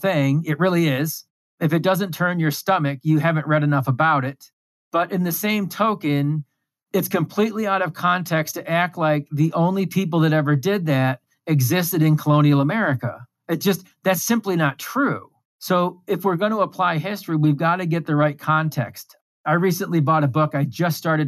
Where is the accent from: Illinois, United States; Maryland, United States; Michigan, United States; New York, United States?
New York, United States; I grew up in New York State.